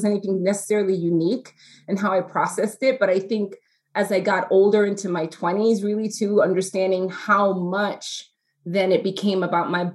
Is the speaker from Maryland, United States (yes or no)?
no; New York City, New York, United States; growing up in New York City, young Black Latina girl